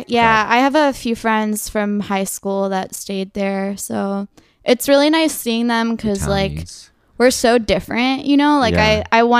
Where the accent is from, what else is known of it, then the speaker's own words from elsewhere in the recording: Austin, Texas, United States; now in New York, United States; No, I'm from Texas.